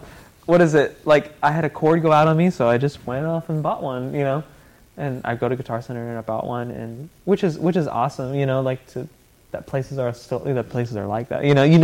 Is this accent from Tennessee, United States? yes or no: yes; Nashville, Tennessee, United States; coming from the South, you know, all because I grew up here in Nashville